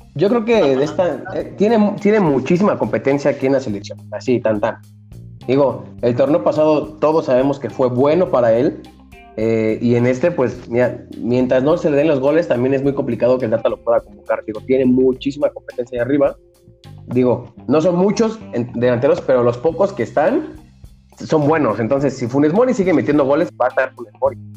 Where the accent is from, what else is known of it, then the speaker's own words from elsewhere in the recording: Mexico; para nosotros como mexicanos